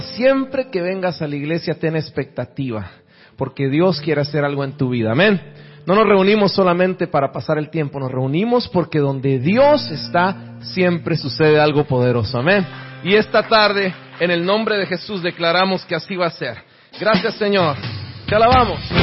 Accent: Guatemala; now in Miami, United States; Soy de Miami, originario de Guatemala.

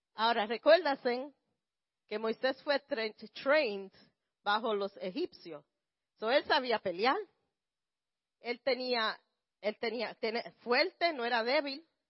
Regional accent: Puerto Rico; como los, puertorriqueños

